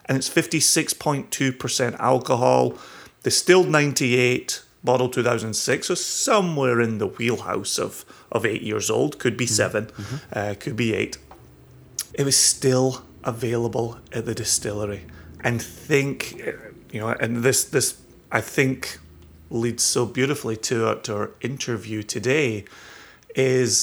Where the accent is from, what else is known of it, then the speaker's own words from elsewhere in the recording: Scotland, United Kingdom; also born or lived in Eastern Washington / Olalla, Washington / Virginia; now in United States; being Scottish